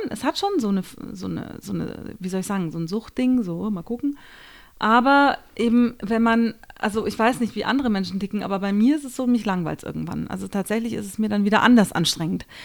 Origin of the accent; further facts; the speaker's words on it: Austria; ich bin Österreicher, wobei die Österreicher sagen werden, was? Die ist doch keine